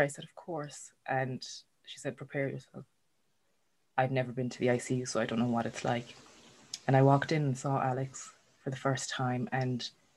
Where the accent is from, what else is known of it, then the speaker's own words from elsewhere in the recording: Ireland; we're Irish